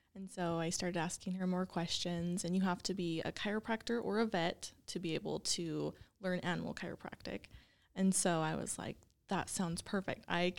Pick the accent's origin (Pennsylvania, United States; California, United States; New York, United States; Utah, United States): Utah, United States; Clinton; also born or lived in Dallas; Yes, I'm actually just from Clinton. So super close. I lived there my whole life. You know, went to Syracuse High and then attended Weber State for my undergrad.